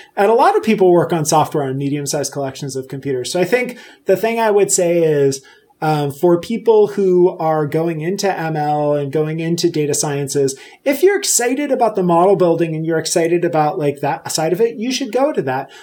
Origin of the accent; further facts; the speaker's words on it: Puerto Rico; now in Pennsylvania, United States; I live in Pennsylvania. Uh, so I grew up in Puerto Rico